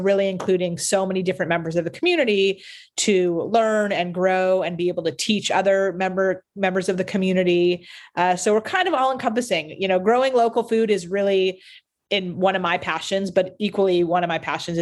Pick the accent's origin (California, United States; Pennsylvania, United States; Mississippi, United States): California, United States; Beverly Hills; we grew up together in Beverly Hills, and really, you know, are super excited to be bringing something back to the city, you know, that we grew up in. We all went to school there.